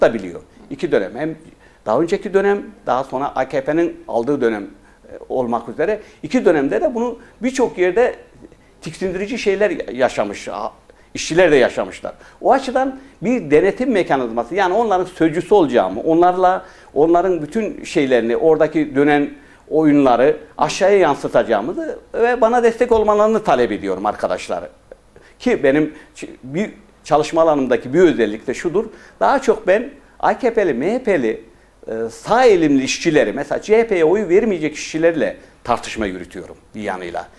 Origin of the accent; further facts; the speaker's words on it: Pazarcık, Kahramanmaraş, Turkey; also born or lived in Iskenderun, Hatay; now in Istanbul, Turkey; Kahramanmaraş Pazarcık doğumluyum